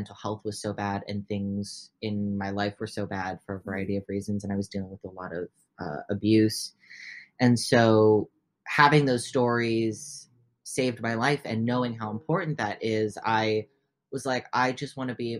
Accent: Oregon, United States; first language English; born and raised in Oregon, only speak English

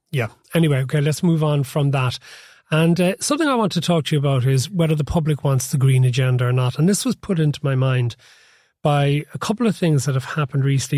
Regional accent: Cork, Munster, Ireland; now in Dublin, Ireland; I had done growing up in Cork

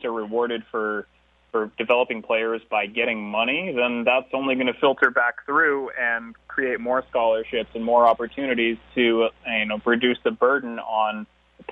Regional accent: Alaska, United States; also born or lived in Romania; I grew up mostly in Alaska, where I started school

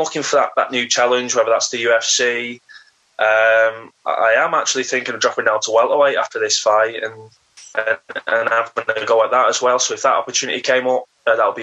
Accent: Warrington, North West England, United Kingdom; I'm from Warrington, which is a big town

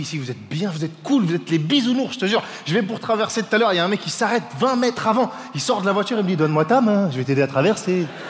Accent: France; je suis français

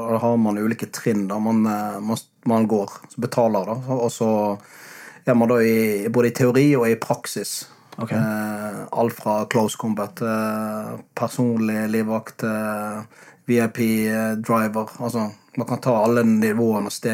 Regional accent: Bergen, Vestland, Norway; Hva er greia med det å flytte sørover for oss bergensere?

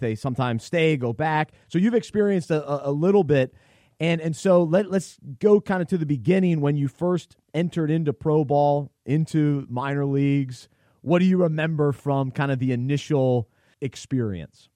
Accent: Charlotte, North Carolina, United States; I grew up in Charlotte, so I'm a little bit of a mix of everything.

